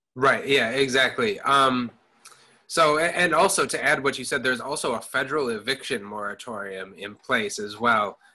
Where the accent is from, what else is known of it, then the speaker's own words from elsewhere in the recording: Madison, Wisconsin, United States; moved away as an adult; I grew up in Madison, Wisconsin. Um, lived there um, for first 18 years of my life.